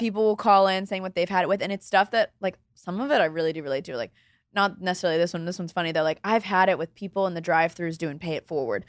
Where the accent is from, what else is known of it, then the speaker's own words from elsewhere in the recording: Florida, United States; now in New York, United States; growing up in Florida